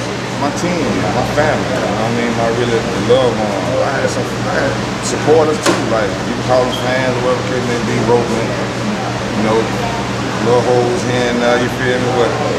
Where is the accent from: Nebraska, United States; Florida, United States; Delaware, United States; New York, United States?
Florida, United States; Tampa; I'm from Tampa, so Tampa Bay.